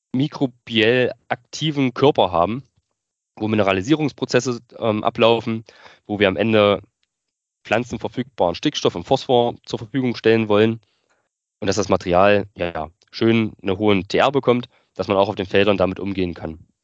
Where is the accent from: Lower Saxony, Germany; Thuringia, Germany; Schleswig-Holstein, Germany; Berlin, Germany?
Thuringia, Germany; northern; also born or lived in Weimar; wollte mich dann aber wieder so in meiner Heimat zurück orientieren im Norden von Thüringen